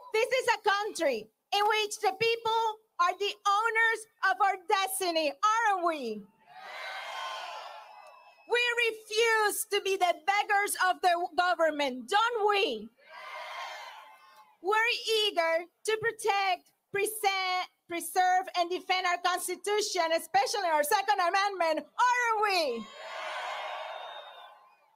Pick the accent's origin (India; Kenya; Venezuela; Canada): Venezuela; now in United States; my home country, Venezuela